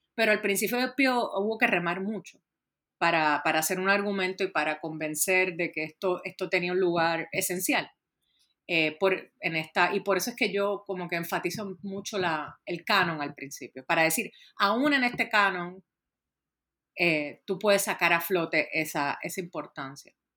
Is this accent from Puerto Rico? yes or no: yes; Puerto Rico; yo soy originalmente de Puerto Rico